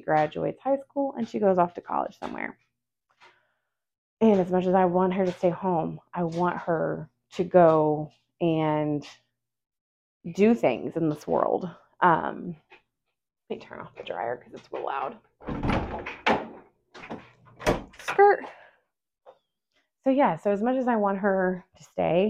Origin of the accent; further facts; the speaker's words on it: Forney, Texas, United States; I grew up in Forney